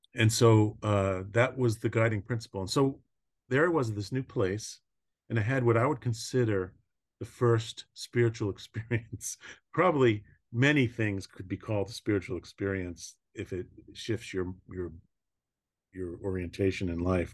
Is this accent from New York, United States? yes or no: yes; Long Island, New York, United States; I grew up in New York, um, on Long